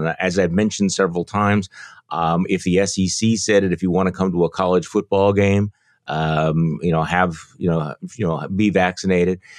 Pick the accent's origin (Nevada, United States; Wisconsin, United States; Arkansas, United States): Wisconsin, United States; I'm from Wisconsin